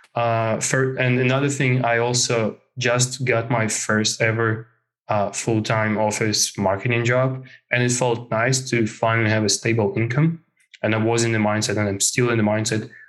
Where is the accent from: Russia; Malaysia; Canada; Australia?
Russia; Moscow; moved away as an adult; now in Helsinki, Finland; I come from Moscow, Russia. Uh, I uh, and I live in Finland, in Helsinki right now